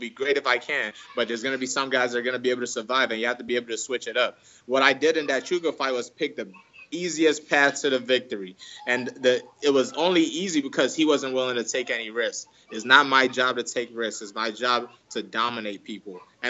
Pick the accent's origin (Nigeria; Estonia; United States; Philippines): Nigeria; English is a second language; No matter what, I always feel like I'm Nigerian. One of my biggest fears is that my kid won't be able to speak my language, because I want that culture to stay in him too.